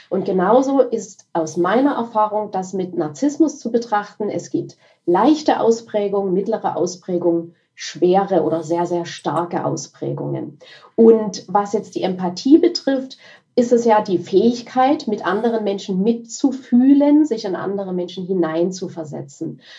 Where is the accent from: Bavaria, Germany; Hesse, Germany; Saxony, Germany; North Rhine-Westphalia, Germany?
Saxony, Germany; Dresden; ich bin aus Dresden.